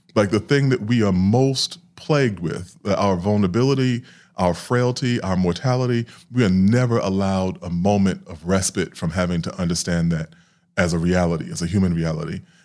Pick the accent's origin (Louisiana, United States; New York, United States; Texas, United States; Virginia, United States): New York, United States; New York City; I grew up in Queens and Hollis